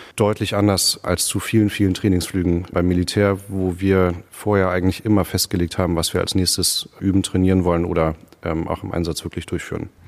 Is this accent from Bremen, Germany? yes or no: no; Hamburg, Germany; moved away as an adult; now in Greifswald, Germany; Ich bin in Hamburg aufgewachsen